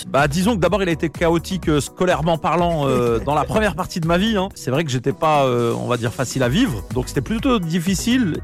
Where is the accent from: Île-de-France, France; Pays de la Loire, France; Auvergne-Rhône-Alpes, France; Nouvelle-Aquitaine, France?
Pays de la Loire, France; Nantes; now in Paris, France; je viens de Nantes, précisément du quartier euh, Beaulieu. J'ai aussi grandi à Bellevue, au Clotoro, voilà, plein de quartiers de Nantes